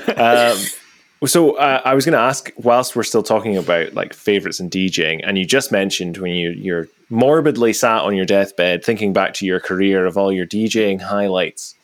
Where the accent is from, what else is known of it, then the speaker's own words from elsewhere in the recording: Aberdeen, Scotland, United Kingdom; I'm from Aberdeen